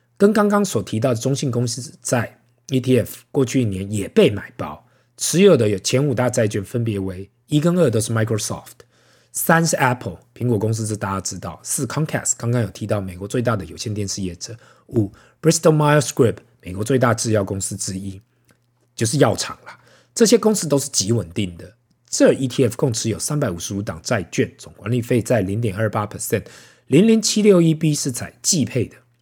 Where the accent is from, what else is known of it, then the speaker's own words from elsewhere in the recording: Taiwan; 身为台湾人呐